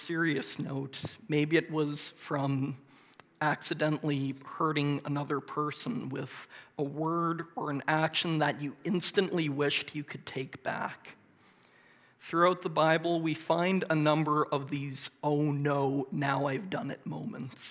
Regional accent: Moncton, New Brunswick, Canada; I grew up in Moncton and went to Moncton High School

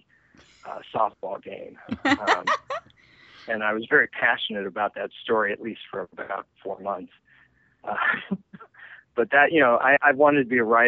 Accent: Los Angeles, California, United States; I'm from Los Angeles, and I'm actually from the San Fernando Valley

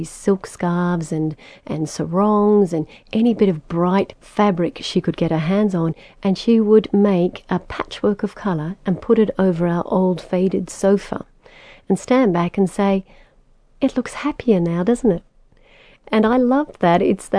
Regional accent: French Polynesia; born there; my parents gave me a Tahitian name because I was born in Tahiti.

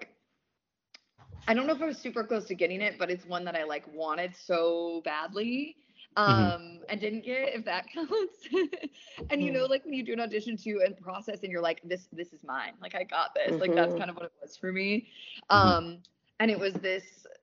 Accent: Wisconsin, United States; now in Los Angeles, United States; I'm from Wisconsin

